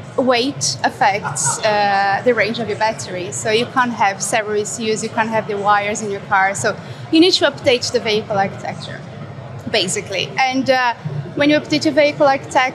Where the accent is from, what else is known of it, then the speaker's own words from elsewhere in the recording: Brazil; now in United Kingdom; I'm originally from Brazil. I'm based in the UK, where I work for Ward's